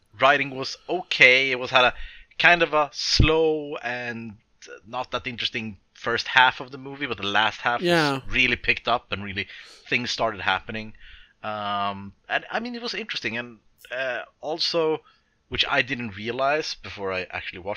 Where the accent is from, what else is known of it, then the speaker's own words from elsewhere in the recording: Sweden; I'm from Sweden where we don't have this thing where there is war all the time